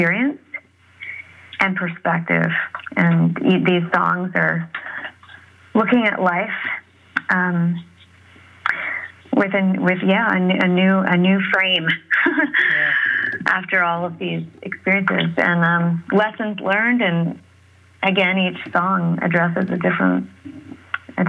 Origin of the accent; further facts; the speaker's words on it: San Francisco, California, United States; growing up in San Francisco